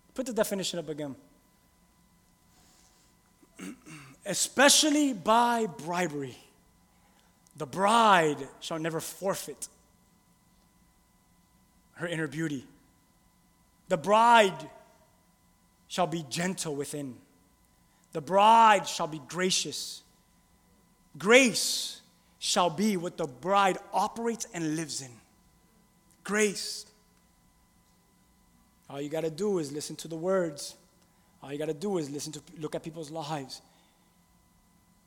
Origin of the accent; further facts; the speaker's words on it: Key West, Florida, United States; also born or lived in Miami / Hialeah; really, I'm from Key West, a whole other country